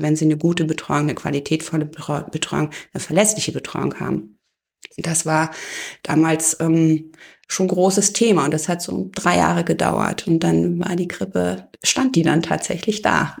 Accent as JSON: {"language": "German", "town": "Eisenhüttenstadt", "region": "Brandenburg", "country": "Germany", "tie": "born or raised there", "moved": "yes", "lives_now": "Oberursel, Germany", "said": "Ich bin in Eisenhüttenstadt aufgewachsen"}